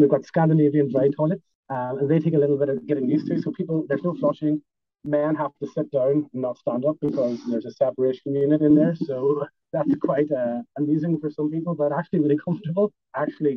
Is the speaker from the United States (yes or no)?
no; Ireland; us as Irish people